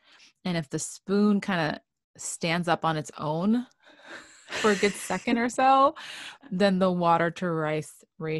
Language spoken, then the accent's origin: English; New York City, New York, United States; moved away; I grew up in New York City.